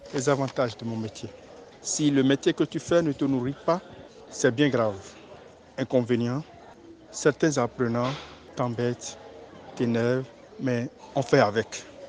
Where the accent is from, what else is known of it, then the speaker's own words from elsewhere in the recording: Grand-Popo, Mono, Benin; je suis originaire de la commune de Kampopo, plus précisément de l'arrondissement d'Adjaha